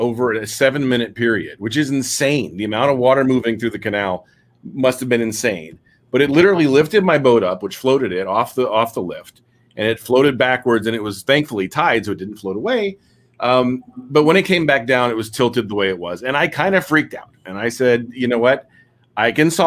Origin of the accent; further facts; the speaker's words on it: Tarpon Springs, Florida, United States; I am from West Florida, so just northwest of Tampa, actually Tarpon Springs.